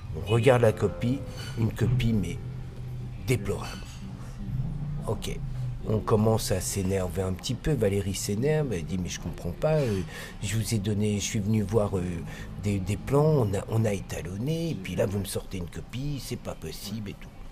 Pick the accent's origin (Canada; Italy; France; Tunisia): France; Nous sommes des Français arrivant chez Deluxe à Londres